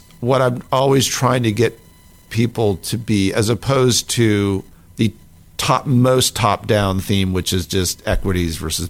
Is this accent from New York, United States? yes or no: yes; New York area, United States; moved away; I grew up in the New York area